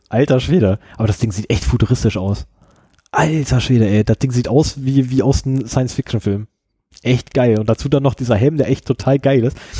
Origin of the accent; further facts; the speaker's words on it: Germany; ich komme aus Deutschland